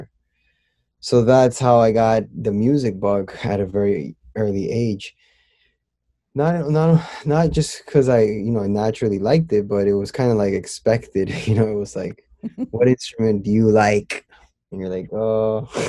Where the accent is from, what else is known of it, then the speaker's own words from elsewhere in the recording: Miami, Florida, United States; also born or lived in Lima, Peru; I was born in Lima, but at a very young age, I came to Miami, Florida. I was about almost 3 years old, and I grew up here ever since